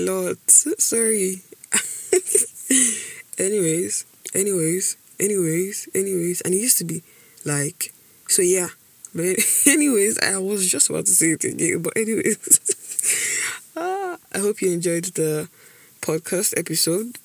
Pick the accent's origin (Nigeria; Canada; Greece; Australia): Nigeria; Edo; I'm from Edo State, Banker to be precise. No, I'm not Bini